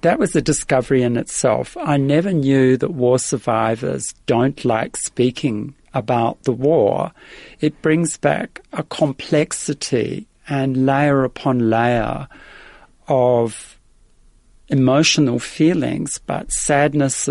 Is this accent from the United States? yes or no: no; Adelaide, South Australia, Australia; accent: Australian; English is a second language; moved away as an adult; now in Netherlands; arriving in effectively an immigrant's camp outside of the city of Adelaide in Australia, and I was probably about five and a half